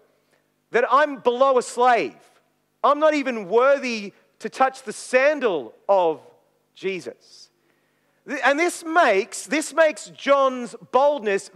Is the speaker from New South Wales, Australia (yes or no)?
no; Maryborough, Queensland, Australia; also born or lived in Brisbane; I grew up in Maryborough in Queensland